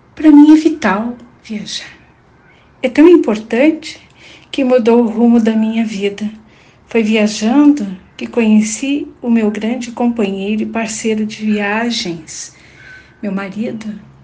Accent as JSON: {"language": "Portuguese", "town": "Rio Pardo", "region": "Rio Grande do Sul", "country": "Brazil", "tie": "born or raised there", "also_born_or_lived": "Porto Alegre, Brazil", "moved": "as an adult", "lives_now": "Puerto Rico", "said": "Sou natural de Rio Pardo, mas vivi grande parte da minha vida na capital gaúcha."}